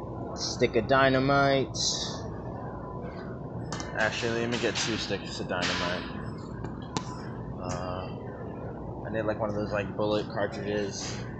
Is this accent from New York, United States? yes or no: yes; New York, United States; I don't look like I'm from New York, do I? People tell me all the time, man, like, hey, you don't look like what you sound like.